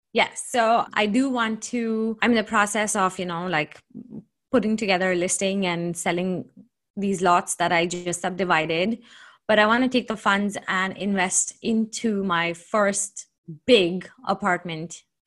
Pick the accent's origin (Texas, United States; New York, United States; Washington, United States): Washington, United States; Seattle; also born or lived in Redmond, Washington; I'm from Seattle, Washington. I live in a submarket called Redmond.